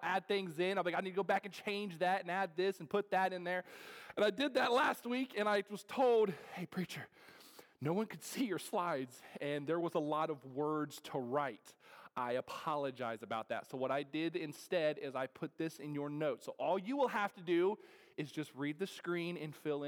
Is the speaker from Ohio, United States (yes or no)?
yes; Ohio, United States; now in North Carolina, United States; I'm from Ohio